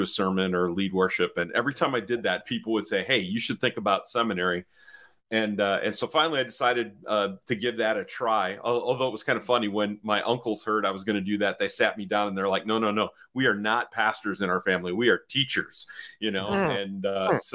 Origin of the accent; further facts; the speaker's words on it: Chicago, Illinois, United States; I grew up here in the Chicago area